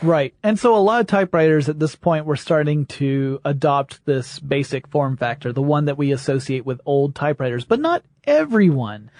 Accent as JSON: {"language": "English", "region": "the South", "country": "United States", "said": "I'm from the South."}